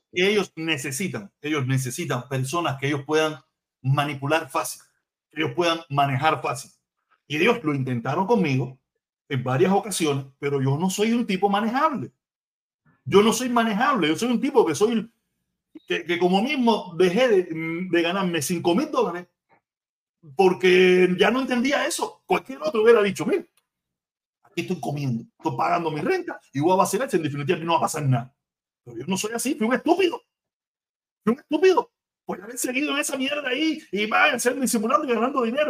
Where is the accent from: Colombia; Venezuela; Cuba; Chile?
Cuba; moved away; como los cubanos